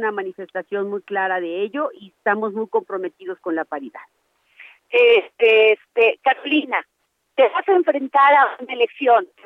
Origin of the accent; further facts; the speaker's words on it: Hidalgo, Mexico; determinó mi vida y la de la propia comunidad de donde soy originaria, de una comunidad rural de la Sierra de Hidalgo. Y bueno, y también eh, cómo ha marcado mi infancia y mi origen